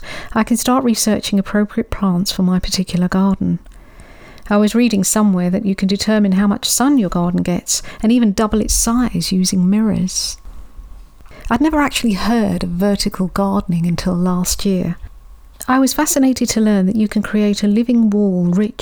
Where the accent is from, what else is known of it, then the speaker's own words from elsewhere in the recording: London, United Kingdom; Growing up in London, our local small city garden centre was always a place I'd escape